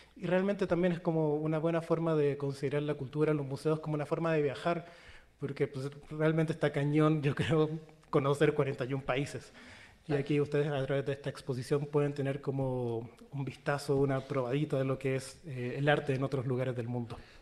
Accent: Chile; now in Mexico; soy chileno y mi acento

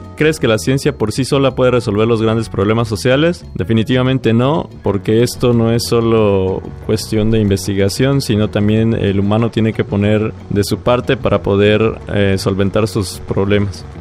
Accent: Villaflores, Chiapas, Mexico; Soy de Villaflores, Chiapas

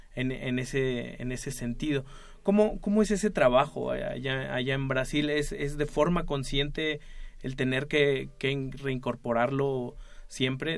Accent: Mexico; como decimos acá en México, le campechanean, mezclan.

